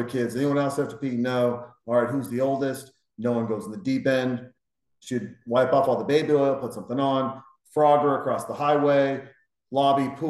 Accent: Montana, United States; when I was a kid, I grew up in Montana

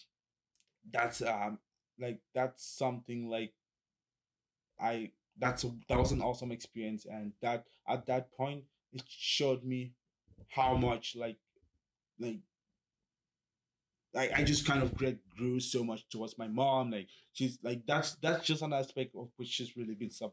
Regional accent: Cameroon; now in Kingston, Canada; So I grew up in the French part, because my dad, my parents are both teachers

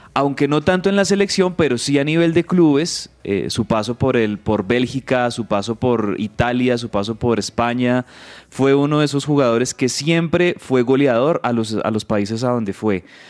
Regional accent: Colombia; como colombiano

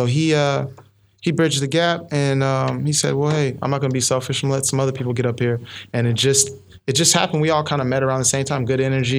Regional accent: Pomona, California, United States; moved away as an adult; now in Sacramento, United States; I come from Southern California.

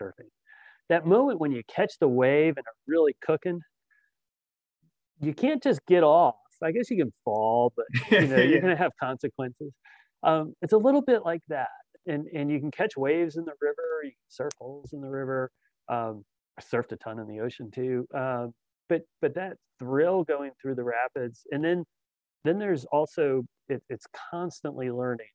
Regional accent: Fairfax, Virginia, United States; I grew up in Fairfax

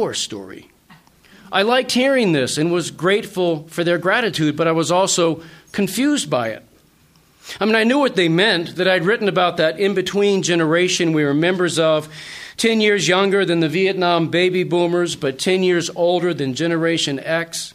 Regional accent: Haverhill, Massachusetts, United States; In my hometown of Haverhill, Massachusetts, the mill town where I grew up

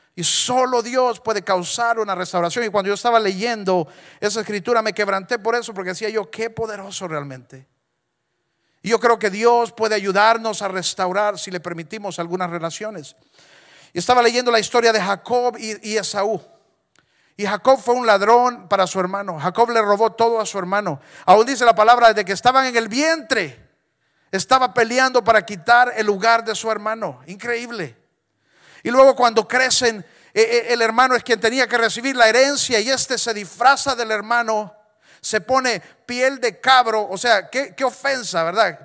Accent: Honduras; Cada vez que yo he cruzado la frontera, dejo de ser hondureño y de repente soy mexicano

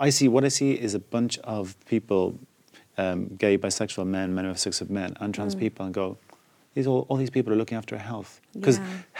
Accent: Ireland; now in London, United Kingdom; I come from Ireland's a deeply homophobic place, where a year before I left, it was still a crime to be gay. So when I went to London and came out

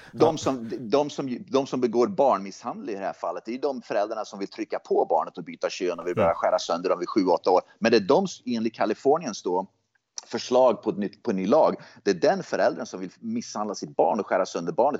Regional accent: Hagfors, Värmland, Sweden; jag växte upp i Hagfors

